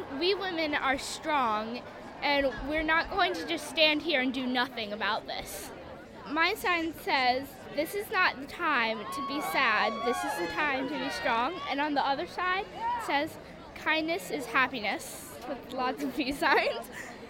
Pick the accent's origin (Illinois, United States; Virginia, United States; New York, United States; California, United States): Virginia, United States; Williamsburg; I'm from Williamsburg, Virginia.